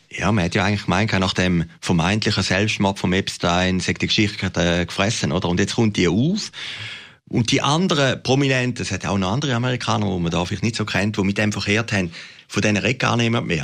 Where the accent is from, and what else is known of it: Switzerland